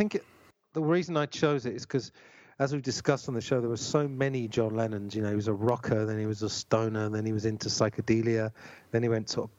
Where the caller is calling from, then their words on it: Tunbridge Wells, South East England, United Kingdom; Tunbridge Wells in Kent.